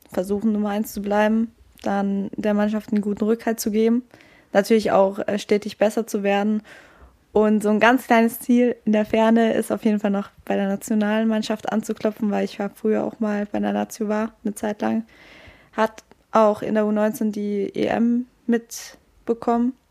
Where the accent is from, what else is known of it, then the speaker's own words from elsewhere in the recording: Freiburg, Baden-Württemberg, Germany; Ja, ich bin quasi das kleine Urgestein noch von jung auf.